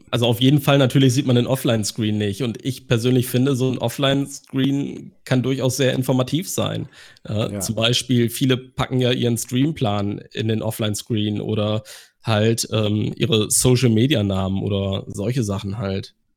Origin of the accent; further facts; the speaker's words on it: Germany; bei uns in Deutschland